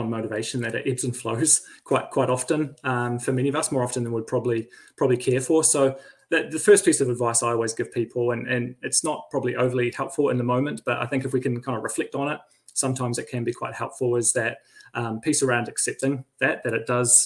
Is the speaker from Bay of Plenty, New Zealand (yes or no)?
no; Christchurch, Canterbury, New Zealand; moved away as an adult; also born or lived in Wellington; now in Riverhead, New Zealand; We're both from Christchurch.